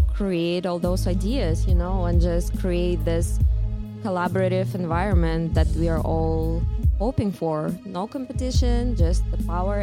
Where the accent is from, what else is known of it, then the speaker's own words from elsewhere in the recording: Russia; moved away as an adult; now in New York, United States; I'm from Russia originally.